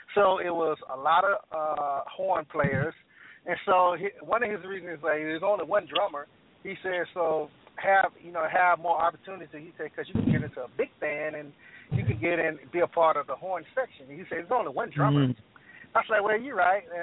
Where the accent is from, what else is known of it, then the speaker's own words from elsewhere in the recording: Columbia, South Carolina, United States; I'm from Columbia, South Carolina, born and raised